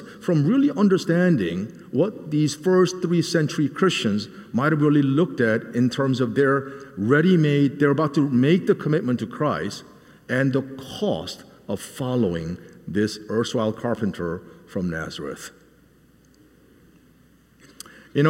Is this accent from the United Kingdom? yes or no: no; South Korea; now in Nashville, United States; a small child growing up in Korea